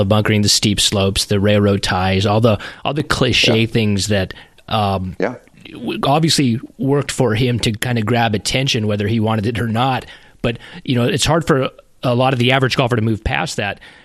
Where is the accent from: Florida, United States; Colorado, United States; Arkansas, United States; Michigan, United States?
Colorado, United States; moved away as an adult; now in Southeastern United States; I grew up in Colorado